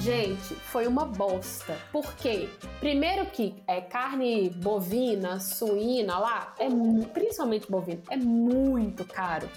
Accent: Brazil; a gente é brasileiro.

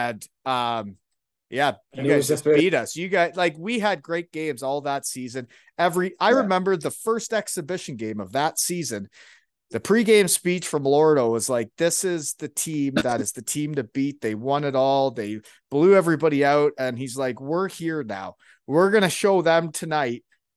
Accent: Elmira, Ontario, Canada; I'm from Elmira, Ontario

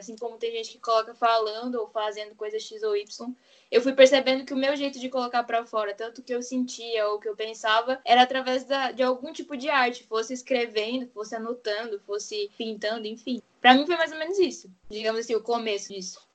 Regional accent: Rio Grande do Sul, Brazil; eu sou do Rio Grande do Sul

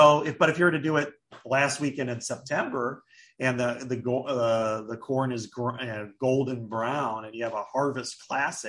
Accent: Burlington, Iowa, United States; my hometown Burlington Bees

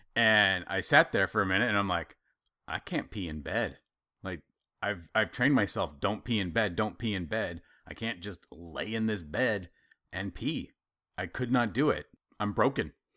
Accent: Idaho, United States; I grew up in Idaho

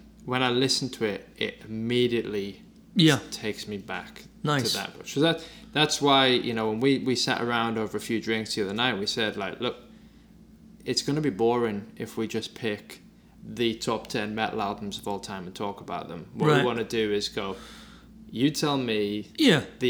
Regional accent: Durham, North East England, United Kingdom; also born or lived in Newcastle; I'd moved from where I'm from, northeast of England. I moved from Durham to Newcastle.

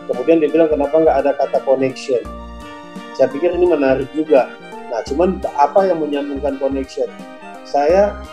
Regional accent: Aceh, Indonesia; Jadi karena saya merasa saya dari Aceh, tentunya saya harus kopi Aceh itu yang paling enak

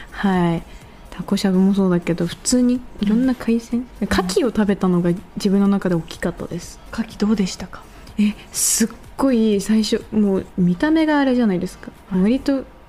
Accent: Shonai, Yamagata, Japan; accent: Shonai dialect; moved away; 自分の出身である山形県の庄内町

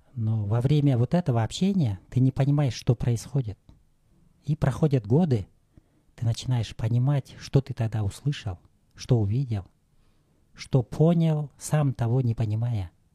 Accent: Talas, Talas Region, Kyrgyzstan; я родился 54 года назад – в Таласе

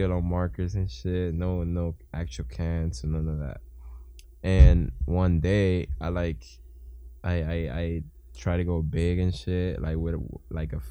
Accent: Dominican Republic; I'm from the Dominican Republic

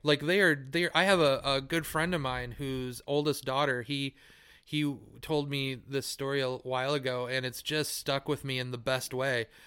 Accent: United States

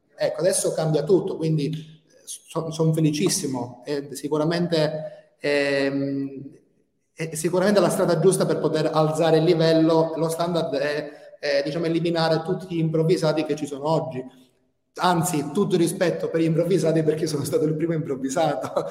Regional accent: Calabria, Italy; moved away as an adult; now in Tirana, Albania; Io sono calabrese

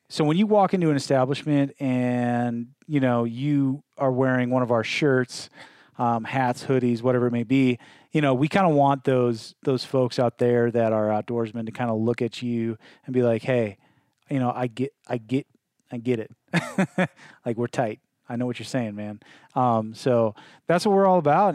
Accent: Midwest, United States; now in Northwest, United States; I'm from the Midwest

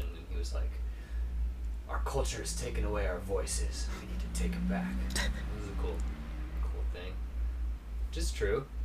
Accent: Maine, United States; also born or lived in Outer Banks, North Carolina / Culpeper, Virginia / Canada / St. Louis; I was born on the Outer Banks, North Carolina. So there until I was six. Then we moved to Culpeper, Virginia for a year and a half. Then we moved to Maine.

